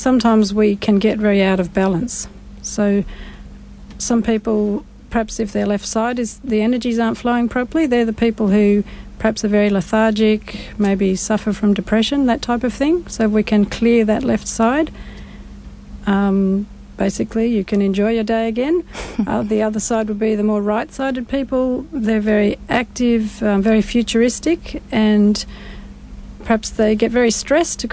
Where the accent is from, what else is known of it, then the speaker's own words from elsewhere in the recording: Sydney, New South Wales, Australia; also born or lived in Blue Mountains; I was born in Sydney